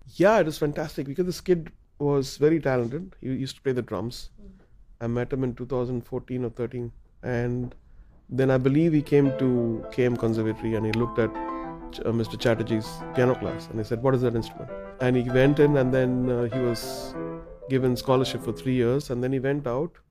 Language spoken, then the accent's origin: English; Chennai, Tamil Nadu, India; we're from Chennai